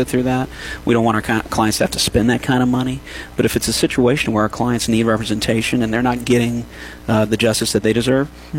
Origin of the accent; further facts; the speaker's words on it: New Iberia, Louisiana, United States; moved away as an adult; also born or lived in Baton Rouge / Morgan City; now in Lafayette, United States; I'm from New Iberia, you know, mm-hmm. right down the road um, graduate from Catholic High